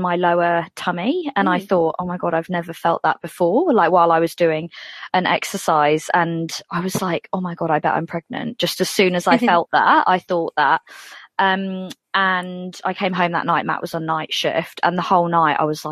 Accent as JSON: {"language": "English", "region": "England", "country": "United Kingdom", "moved": "as an adult", "lives_now": "Dunedin, New Zealand", "said": "as the accent suggests, I'm from England, but I've been here for nearly 10 years. So the accent's still going strong"}